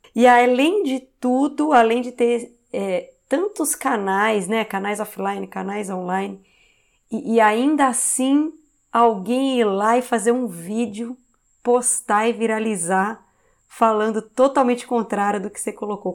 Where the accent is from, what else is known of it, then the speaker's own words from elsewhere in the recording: Campinas, São Paulo, Brazil; Eu sou de Campinas, né? A Ciber era uma empresa de Campinas que a QR comprou